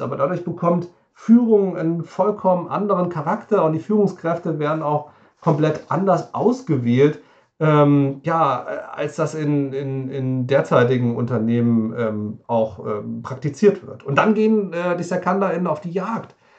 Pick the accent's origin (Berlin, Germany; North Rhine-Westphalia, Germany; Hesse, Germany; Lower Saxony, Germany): Hesse, Germany; near Wiesbaden; komme ich aus der Nähe von, von Wiesbaden